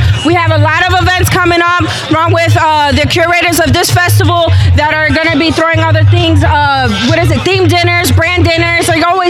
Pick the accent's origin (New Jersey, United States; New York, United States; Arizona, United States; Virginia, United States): Virginia, United States; Northern; now in Charlotte, United States; I'm from Virginia, Northern Virginia. I lived in the whole. I'm definitely a whole DMV chick. But I was like, nah, I'm in Charlotte now